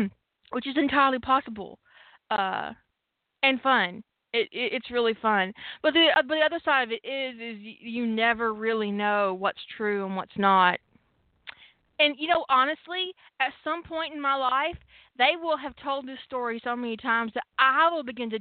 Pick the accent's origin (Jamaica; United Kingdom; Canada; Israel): Canada; I'm from Canada, and this shit happens in my family.